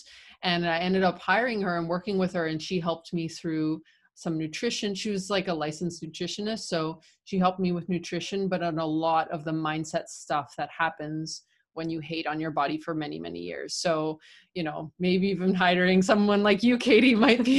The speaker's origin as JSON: {"language": "English", "country": "Canada", "also_born_or_lived": "Argentina", "moved": "as an adult", "lives_now": "Buenos Aires, Argentina", "said": "I was living in Canada, right? When I graduated, I'm Canadian Argentine."}